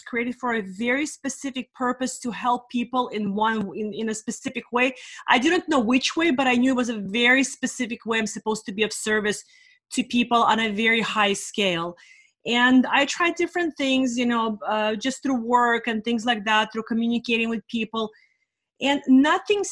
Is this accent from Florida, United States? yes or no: no; California, United States; also born or lived in Russia; I'm in California for the last 30 years